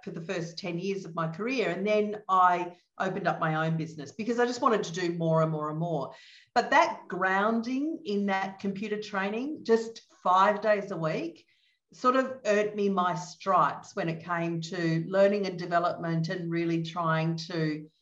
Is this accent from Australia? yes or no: yes; Adelaide, South Australia, Australia; now in Melbourne, Australia; So I'm from Australia. I live in Melbourne in Australia, and I grew up in Adelaide in Australia, which is down the bottom in the middle